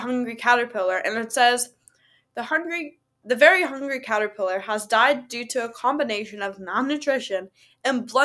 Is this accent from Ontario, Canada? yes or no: yes; Waterloo, Ontario, Canada; also born or lived in Toronto; I do live in Waterloo permanently. I've lived here my whole life